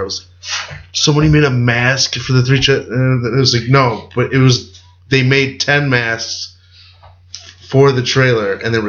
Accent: California, United States; My home state.

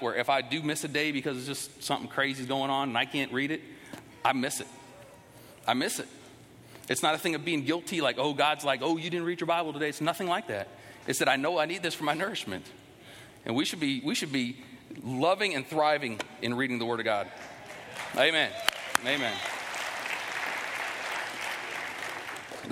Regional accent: United States; we as American Christians

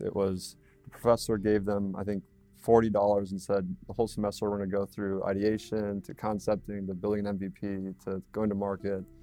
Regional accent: Red Wing, Minnesota, United States; moved away as an adult; also born or lived in North Carolina; I'm from Red Wing, Minnesota originally

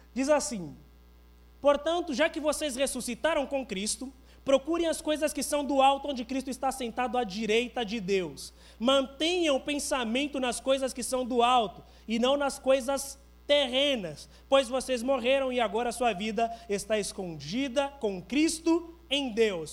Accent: Angola; now in Brazil; Eu sou de Angola

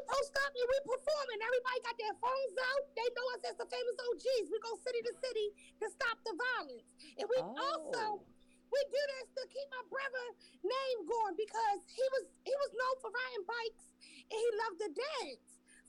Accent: Baltimore, Maryland, United States; We're from Baltimore City.

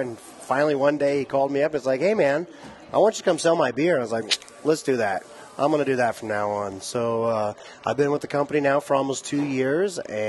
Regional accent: Aurora, Colorado, United States; We grew up in Southeast Aurora. I'm a Colorado native

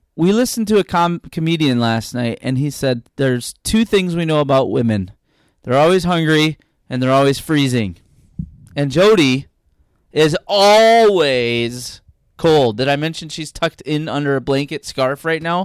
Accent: Minnesota, United States; as a Minnesotan

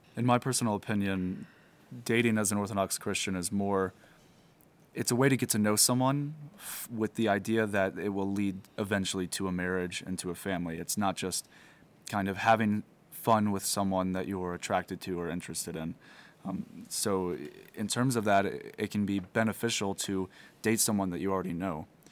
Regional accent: Missouri, United States; moved away; I'm originally from Missouri, and I'm a seminarian at Jordanville Holy Trinity Seminary

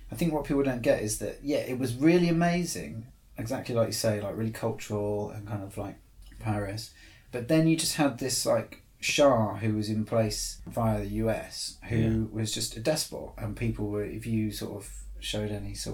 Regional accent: Torbay, South West England, United Kingdom; moved away; I grew up in Devon.

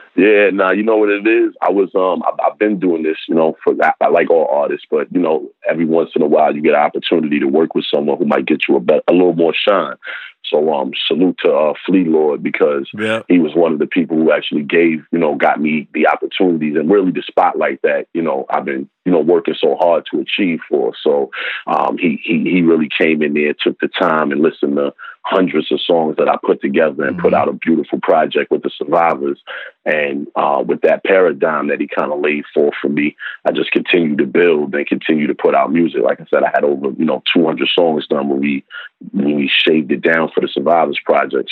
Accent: New York City, New York, United States; I'm from Harlem, you know, in the in the eighties and early nineties

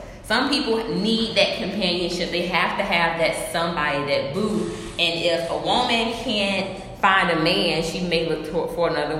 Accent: Atlanta, Georgia, United States; moved away; I'm from Atlanta.

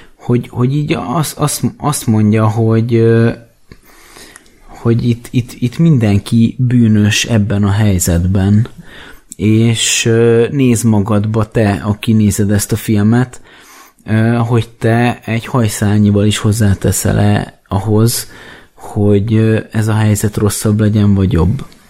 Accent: Hungary; én magyarként

